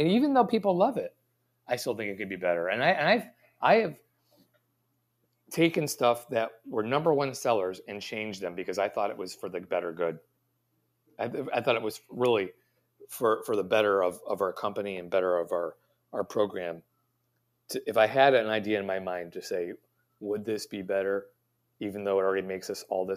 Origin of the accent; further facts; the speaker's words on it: United States; I'm an American